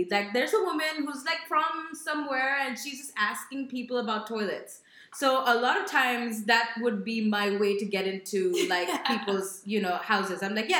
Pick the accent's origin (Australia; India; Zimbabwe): India; I'm Indian.